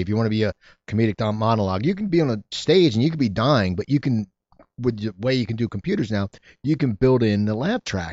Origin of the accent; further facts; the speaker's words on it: New Jersey, United States; now in Los Angeles, United States; I grew up in, in New Jersey